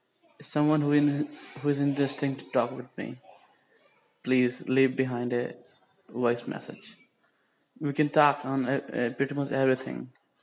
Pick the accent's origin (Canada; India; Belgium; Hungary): India; English is a second language; from India. I'm still a student in bachelor degree program.